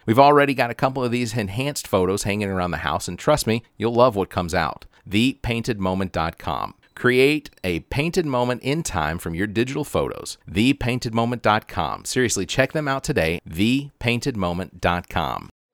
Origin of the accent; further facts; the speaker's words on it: Decatur, Georgia, United States; also born or lived in Tucker, Georgia; I grew up in Decatur, Georgia, and over in, in, in, uh, off of La Vista, and then we grew up, uh, and then we moved to North Lake Mall, Tucker